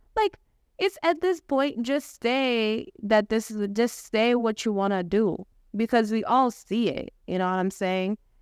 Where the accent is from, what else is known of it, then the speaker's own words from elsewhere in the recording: Kenya; moved away as an adult; I was born and raised in Kenya, born and raised, educated, loved, cared for there